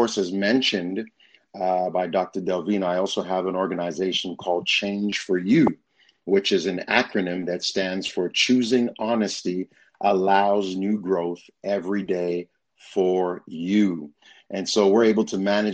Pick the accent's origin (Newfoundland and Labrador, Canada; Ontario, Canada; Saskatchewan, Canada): Ontario, Canada; Toronto; moved away as an adult; also born or lived in Huntsville, Alabama / Las Vegas, Nevada / Northern California; now in Pompano Beach, United States; I was born in Toronto, Canada